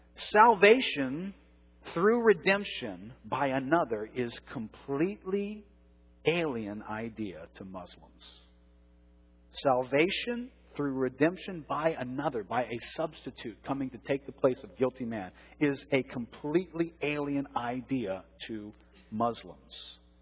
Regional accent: New Orleans, Louisiana, United States; I've grown up in New Orleans. I was raised Catholic here in New Orleans.

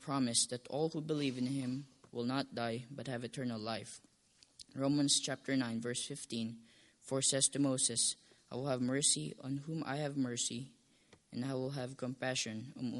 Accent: Philippines; English is a second language; moved away; born in Philippines in a Catholic home

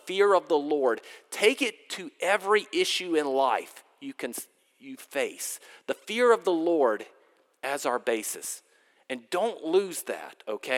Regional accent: Durham, North Carolina, United States; moved away; I grew up in Durham, North Carolina

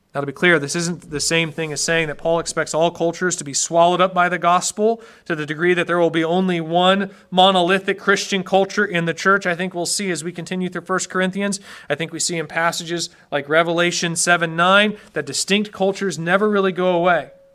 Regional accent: United States; I'm an American

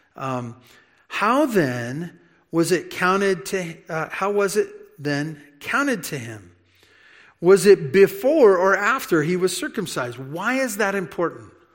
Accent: United States; also born or lived in California; being an American and maybe even an American in California

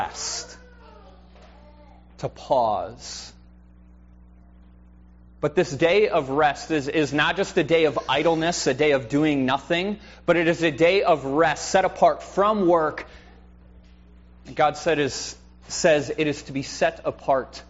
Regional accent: United States; as American Christians

